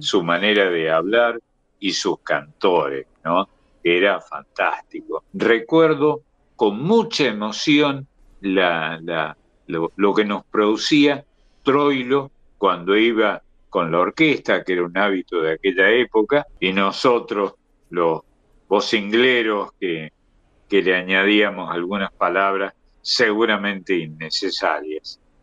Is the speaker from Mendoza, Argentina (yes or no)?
no; Córdoba, Argentina; yo soy de Córdoba, donde teníamos tres grandes cabarets